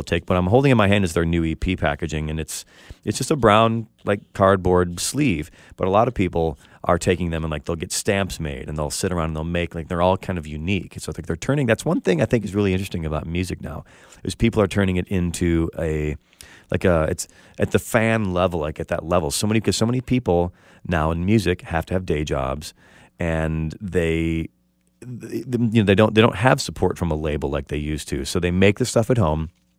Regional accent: Midwest, United States; I'm a Midwestern guy myself

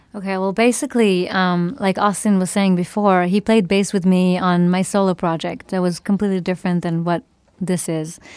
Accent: Israel; moved away; growing up in Israel, I listened to a lot of Israeli music

